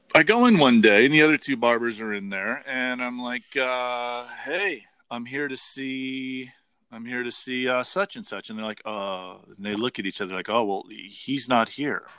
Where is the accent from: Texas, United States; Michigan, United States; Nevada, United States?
Nevada, United States; Las Vegas; myself growing up in Las Vegas when I was a kid, like really, really young.